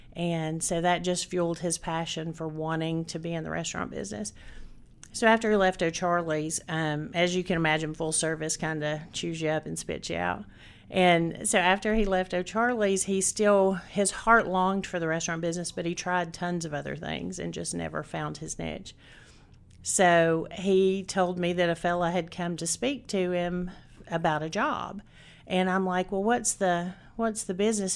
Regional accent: Chattanooga, Tennessee, United States; I was born and raised in Chattanooga, Tennessee

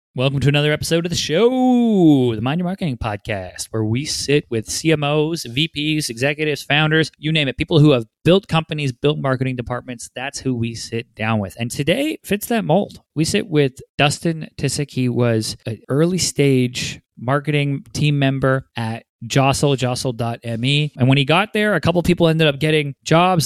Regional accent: Vancouver, British Columbia, Canada; now in Los Angeles, United States; joining me from my hometown, Vancouver, B C

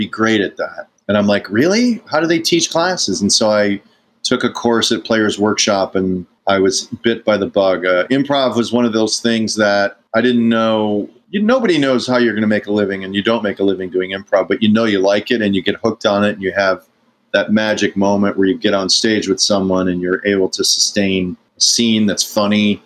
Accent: Chicago, Illinois, United States; also born or lived in Downers Grove, Illinois / Darien, Illinois / Westmont, Illinois; We were in Chicago on the 103rd and Kedzie till I was like 11

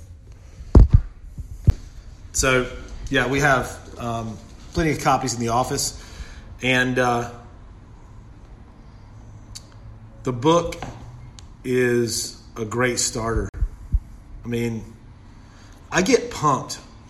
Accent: Southern United States, United States; accent: Southern; my Southern accent

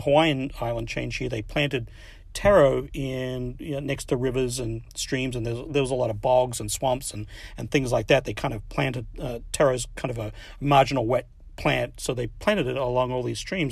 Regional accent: Adelaide, South Australia, Australia; also born or lived in Midwest, United States; now in United States; when I was a kid, I grew up in Adelaide, Australia

